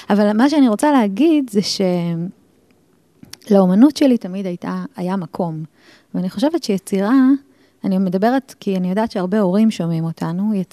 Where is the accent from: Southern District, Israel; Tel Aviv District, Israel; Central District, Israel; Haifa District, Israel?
Tel Aviv District, Israel; Ramat Gan; טוב, אני ילדה רמתגנית, נולדתי ב-76, אז אני די מבוגרת כבר.